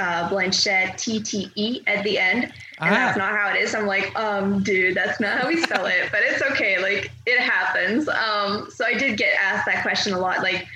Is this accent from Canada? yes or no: yes; Quebec, Canada; I was raised in Quebec, so yes, naturally I tend to prefer speaking in a normal conversation in French